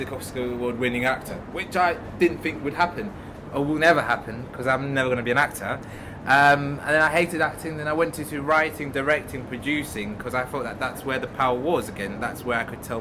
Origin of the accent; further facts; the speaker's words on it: Wales, United Kingdom; I grew up in Wells. I was brought up in Wells.